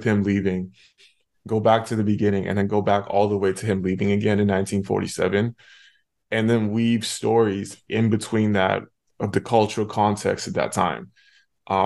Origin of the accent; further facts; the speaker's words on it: Canada; I'm from Canada